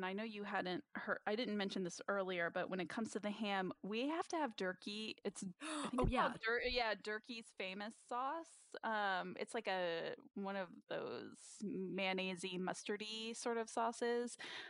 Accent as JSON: {"language": "English", "region": "Virginia", "country": "United States", "tie": "born or raised there", "said": "In Virginia."}